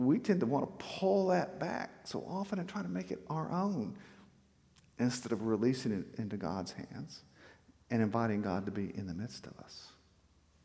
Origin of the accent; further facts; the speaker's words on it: South Texas, United States; we grew up in South Texas